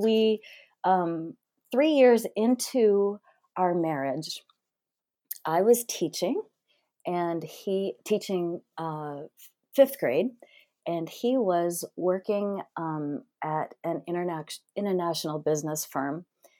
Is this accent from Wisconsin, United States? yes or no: yes; Wisconsin, United States; born there; I was born in Wisconsin, of all places, to a very hardworking factory worker and a waitress.